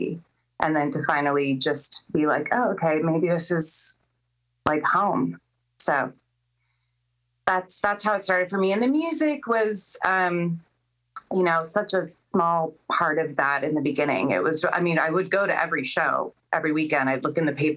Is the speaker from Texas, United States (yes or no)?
no; Chula Vista, California, United States; downtown San Diego, and which is where I'm from Chula Vista